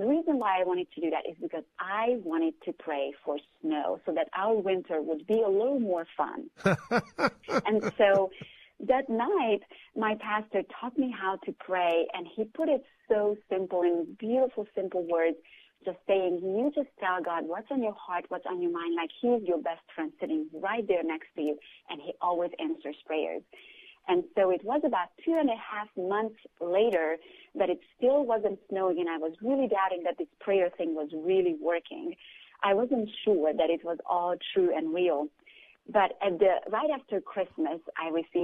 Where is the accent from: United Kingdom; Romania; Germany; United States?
Romania; moved away; I grew up during communism in Romania